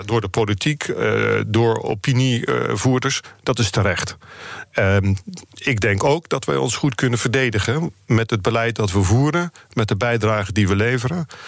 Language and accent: Dutch; Netherlands; Ik ben echt een Nederlander